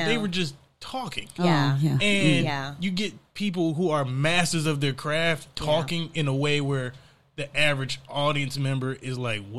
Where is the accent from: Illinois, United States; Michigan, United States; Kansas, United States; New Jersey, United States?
Michigan, United States; Detroit; I'm from Detroit.